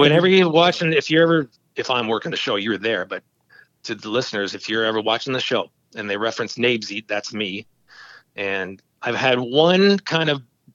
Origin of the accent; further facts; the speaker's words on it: Oshawa, Ontario, Canada; I was born and raised in Oshawa for up till the age of 42.